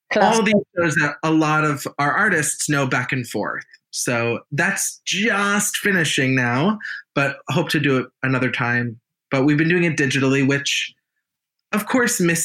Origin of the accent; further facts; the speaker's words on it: United States; I'm American.